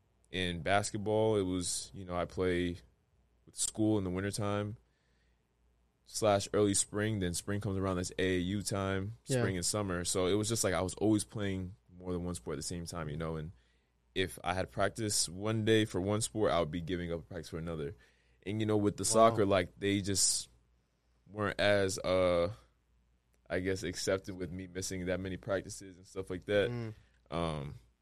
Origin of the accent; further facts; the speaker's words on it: Providence, Rhode Island, United States; Definitely in Providence. I mean, where my story starts, I don't even know exactly where.